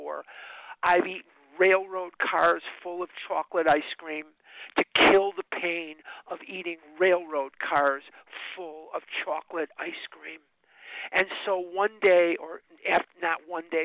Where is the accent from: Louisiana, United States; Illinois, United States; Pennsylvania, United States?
Illinois, United States; Chicago; now in Scottsdale, United States; I was born and raised in Chicago. I live in Scottsdale, Arizona now, but part of my story is I was born and raised in Chicago, Illinois